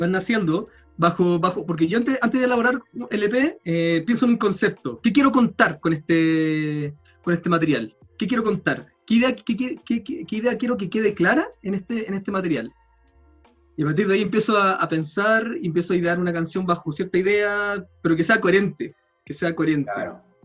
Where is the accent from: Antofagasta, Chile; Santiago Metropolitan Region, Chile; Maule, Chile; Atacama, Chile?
Atacama, Chile; El Salvador; moved away; also born or lived in Valparaíso, Chile; ahora me vine a mi, a mi, pueblo de infancia, en el norte del país, la tercera región, El Salvador, que es un pueblo minero muy chico